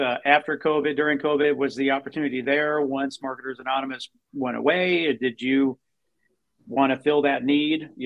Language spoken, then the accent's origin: English; Buffalo, New York, United States; moved away; I grew up in Buffalo, New York